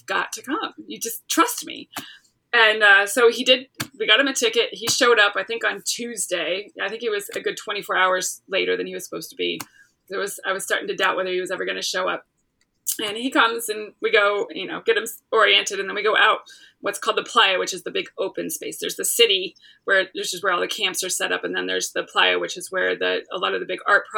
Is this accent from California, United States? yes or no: yes; Los Angeles, California, United States; moved away as an adult; now in Charleston, United States; Originally grew up in the LA area. I'm from California, but I currently live in Charleston, South Carolina